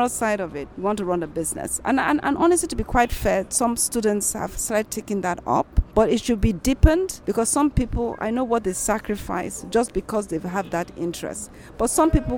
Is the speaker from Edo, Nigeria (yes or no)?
no; Lagos, Nigeria; also born or lived in Benin City; Now, I'm from Benin, for example, but I grew up all my life in Lagos. I went to school in Lagos.